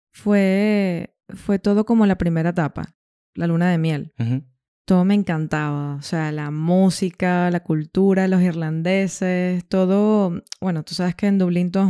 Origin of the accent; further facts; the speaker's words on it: Venezuela; now in Granada, Spain; tuve que moldear un poco mi acento, mis palabras, ¿sabes? Para poder integrarme mejor. Aunque claro, seguía teniendo, seguía conservando, por así decirlo, algunos modismos de Venezuela.